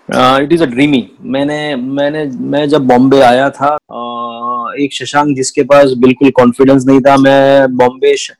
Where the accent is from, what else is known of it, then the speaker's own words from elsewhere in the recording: Nagpur, Maharashtra, India; मैं उस एरिया से आता हूँ जहाँ सब कुछ पैसों के दम पे तोला जाता है